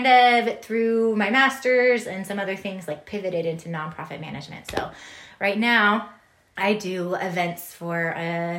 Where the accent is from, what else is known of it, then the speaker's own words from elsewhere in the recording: California, United States; Yeah, so I'm originally from Southern California, born and raised there.